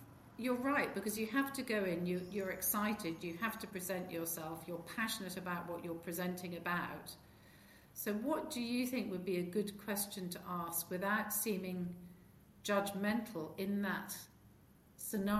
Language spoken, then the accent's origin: English; rural England, United Kingdom; I grew up, I had the best family upbringing of anyone I know. We lived in rural England.